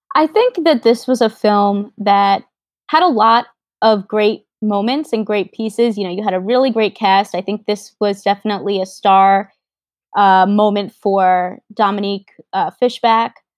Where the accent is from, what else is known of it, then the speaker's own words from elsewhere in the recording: New York, United States; I'm from New York